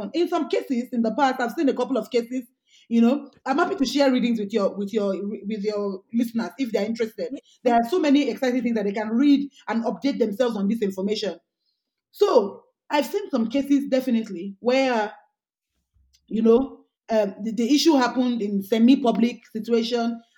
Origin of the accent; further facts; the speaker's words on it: Ekiti, Nigeria; I'm a Nigerian woman who grew up in Ekiti